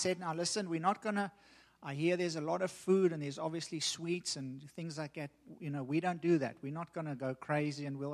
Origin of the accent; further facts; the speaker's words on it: South Africa; me growing up in South Africa, growing up as a racist